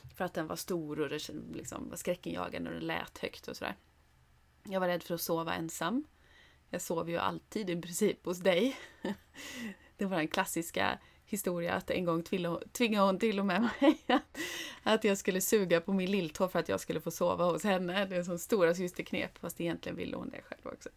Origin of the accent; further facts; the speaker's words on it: Åkersberga, Stockholm County, Sweden; när vi bodde i Åkersberga utanför Stockholm, eller det är ju där vi är uppvuxna.